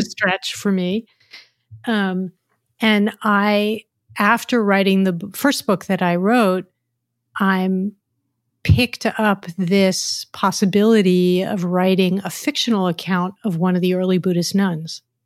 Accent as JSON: {"language": "English", "country": "United States", "lives_now": "San Francisco, United States", "said": "as an American culture"}